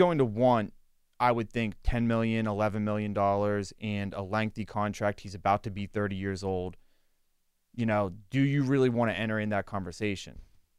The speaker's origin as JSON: {"language": "English", "town": "Latrobe", "region": "Pennsylvania", "country": "United States", "said": "I'm from Latrobe."}